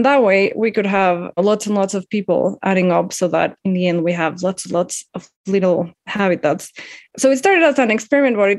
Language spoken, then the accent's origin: English; Mexico City, Mexico; I'm from Mexico City and I live here